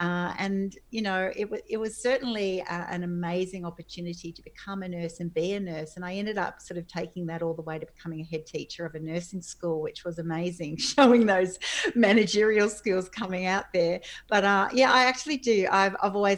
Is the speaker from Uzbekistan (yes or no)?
no; Sydney, New South Wales, Australia; I grew up on the northern beaches of Sydney